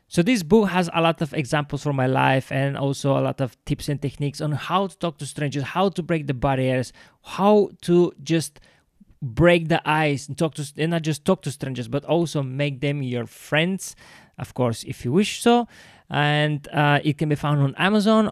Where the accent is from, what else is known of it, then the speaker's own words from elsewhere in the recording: Bulgaria; now in London, United Kingdom; every time i go back to bulgaria i don't see just my friends and family